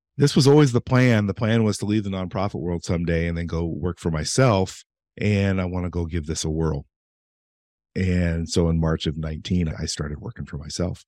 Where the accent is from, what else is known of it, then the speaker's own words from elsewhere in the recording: Eastern Oregon, United States; growing up in Eastern Oregon, and my parents were always civic minded.